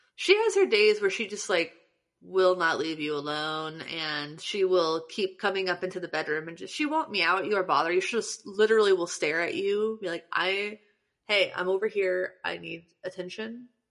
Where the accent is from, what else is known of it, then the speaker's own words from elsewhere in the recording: Morrow, Ohio, United States; Morrow, Ohio, which is the tiny ass town that I'm from